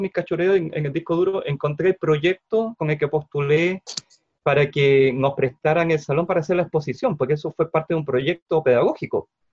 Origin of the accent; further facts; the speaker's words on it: Concepción, Biobío, Chile; Soy de Concepción